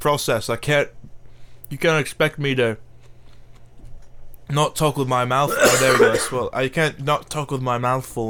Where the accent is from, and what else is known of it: Rotherham, Yorkshire and the Humber, United Kingdom